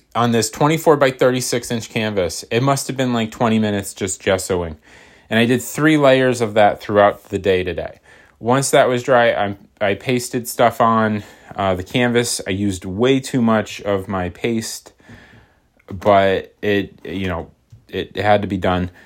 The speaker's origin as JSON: {"language": "English", "country": "United States", "said": "I'm American"}